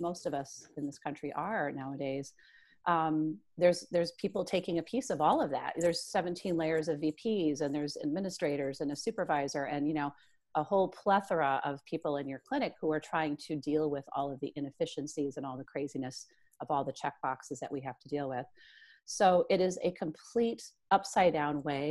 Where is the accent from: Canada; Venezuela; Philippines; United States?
United States; Midwest; I'm this Midwesterner with, you know, three children